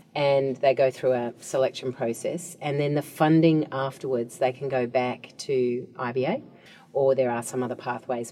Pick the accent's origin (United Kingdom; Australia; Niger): Australia; as an Australian